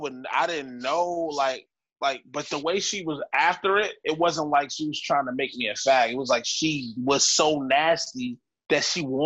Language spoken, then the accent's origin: English; Roxbury, Massachusetts, United States; I'm from Roxbury, bro.